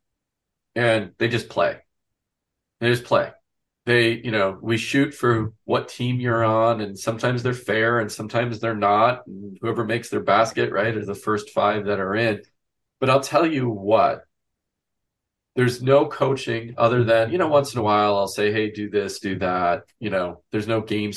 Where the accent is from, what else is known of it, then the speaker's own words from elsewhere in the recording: Wisconsin, United States; I grew up in a small town in Wisconsin